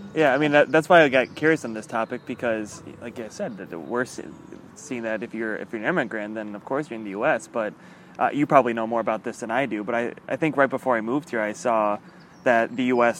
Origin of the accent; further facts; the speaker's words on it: United States; now in Germany; hop back home and go to the United States